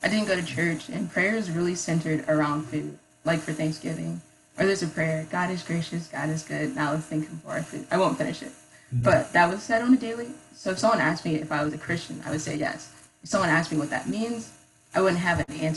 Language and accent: English; Columbus, Ohio, United States; moved away as an adult; now in Athens, United States; I grew up in Columbus